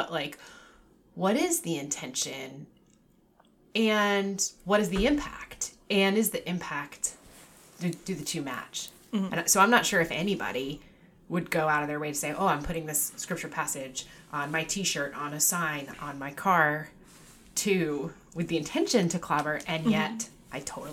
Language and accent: English; Newport, Rhode Island, United States; I grew up in Newport. I still live there. I did leave for a period of time, but I grew up in Newport and out on Brenton Point, which is the state park around Ocean Drive